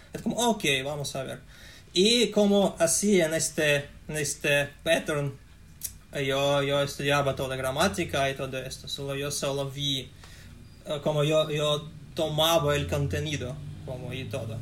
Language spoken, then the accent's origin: Spanish; Russia; Spanish is a second language; soy ruso